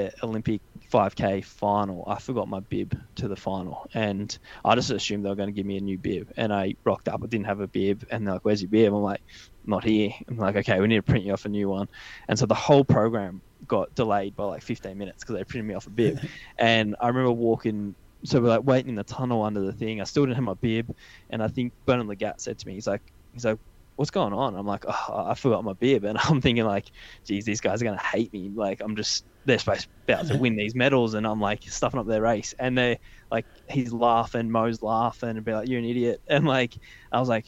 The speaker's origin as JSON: {"language": "English", "town": "Canberra", "region": "Australian Capital Territory", "country": "Australia", "tie": "born or raised there", "said": "I grew up in Canberra"}